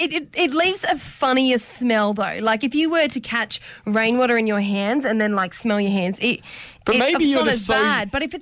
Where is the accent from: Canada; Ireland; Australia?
Australia; Brewarrina, New South Wales; Maybe just from me growing up in Bree, it's a lot of red earth out there